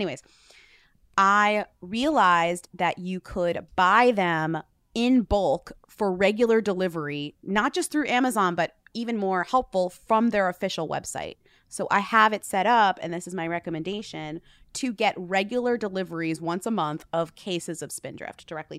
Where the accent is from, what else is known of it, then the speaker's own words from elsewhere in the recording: Newton, Massachusetts, United States; It is made in my hometown, weirdly, like it's from Newton, Massachusetts.